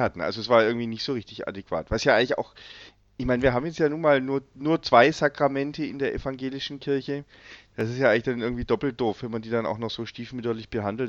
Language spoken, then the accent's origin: German; Löwenstein Hills, Baden-Württemberg, Germany; ich bin ja in den Löwensteiner Bergen aufgewachsen